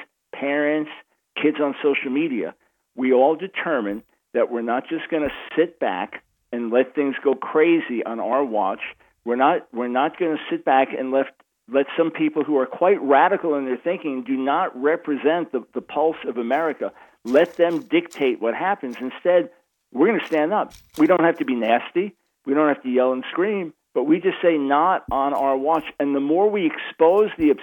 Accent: Long Island, New York, United States; accent: New York; moved away as an adult; also born or lived in Manhattan, New York City; now in North Carolina, United States; New York, born in Manhattan, New York City, and raised on Long Island

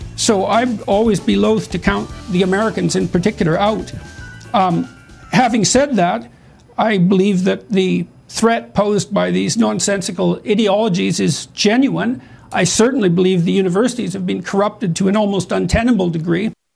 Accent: Canada; speaking as a Canadian

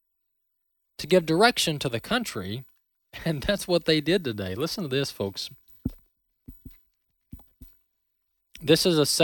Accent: Mississippi, United States; in the state of Mississippi, my home state

